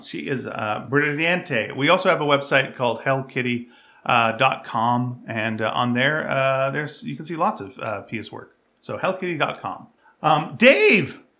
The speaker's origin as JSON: {"language": "English", "town": "Montreal", "region": "Quebec", "country": "Canada", "tie": "born or raised there", "said": "I was born in Montreal, I should know French"}